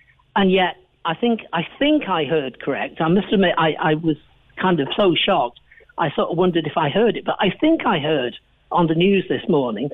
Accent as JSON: {"language": "English", "region": "England", "country": "United Kingdom", "moved": "as an adult", "lives_now": "Ireland", "said": "I'm from England, as people probably realise, but I've been here 44 years now"}